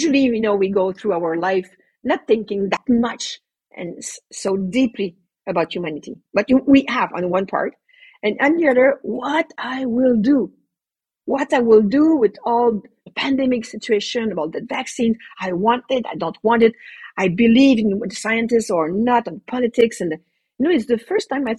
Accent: Canada; I'm a Canadian

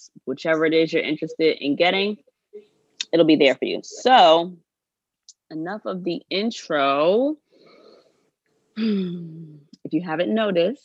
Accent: United States; I am American. That is my culture. As my mama would say, I'm seventh generation free

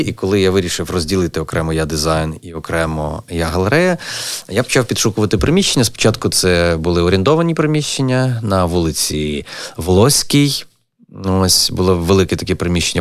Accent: Lviv, Lviv Oblast, Ukraine; moved away as an adult; also born or lived in Kyiv; мій рідний Львів

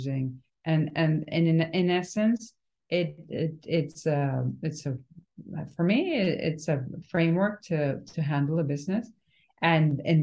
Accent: Venezuela; born or raised there; now in Miami, United States

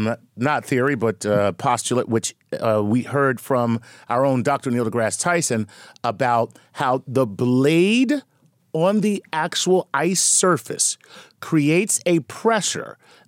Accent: Canada; Growing up in Canada, I know a guy, he now lives in Vermont, but he skates on ponds

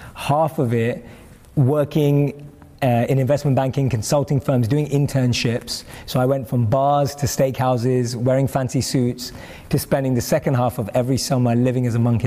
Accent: London, United Kingdom; I grew up and born and raised in London

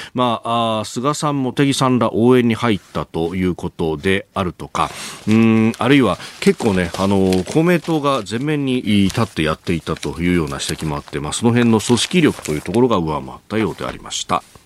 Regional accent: Yokosuka, Kanagawa, Japan; also born or lived in Yokohama; 横須賀で育って大学が横浜でありました

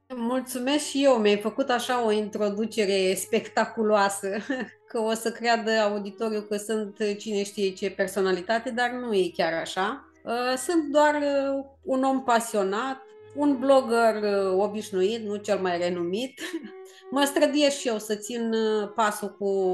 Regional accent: Bucovina, Romania; eu în Bucovina am crescut, la noi în Bucovina se fac niște sarmale destul de mari

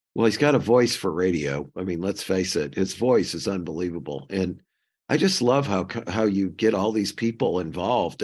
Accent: St. Louis, Missouri, United States; I grew up in Saint Louis

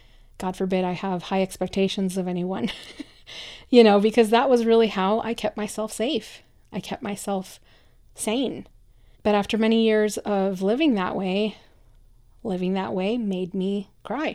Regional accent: Michoacán, Mexico; English is a second language; now in United States; I'm a first-generation immigrant, I come from Mexico, from a very kind of traditional little town in the state of Michoacán

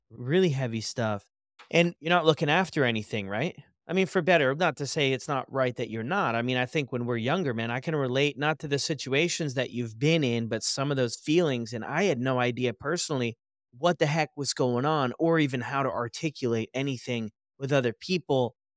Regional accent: United States; where I grew up in the States

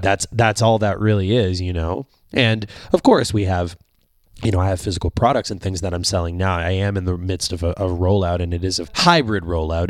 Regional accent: Canada; being a Canadian

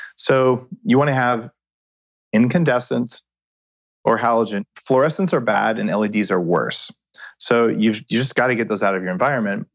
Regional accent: New Mexico, United States; I grew up in New Mexico

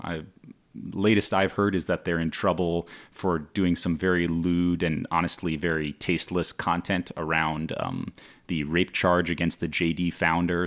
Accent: Palo Alto, California, United States; moved away as an adult; also born or lived in Beijing; my hometown

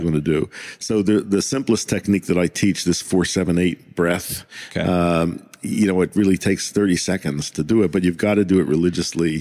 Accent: United States; as an American

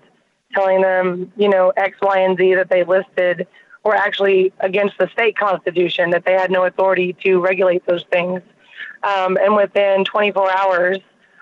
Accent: Oklahoma, United States; Growing up in Oklahoma

